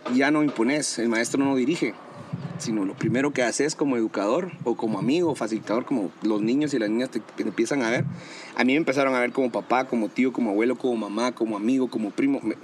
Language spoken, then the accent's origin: Spanish; Guatemala